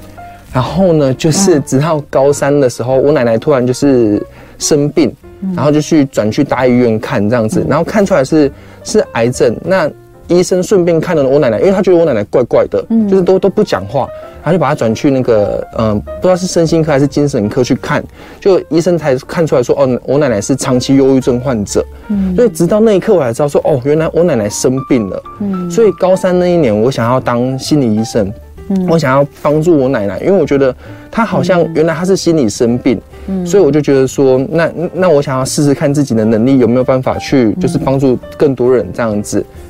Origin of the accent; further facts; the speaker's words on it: Kaohsiung, Taiwan; moved away as an adult; now in Taipei, Taiwan; 因为我是高雄人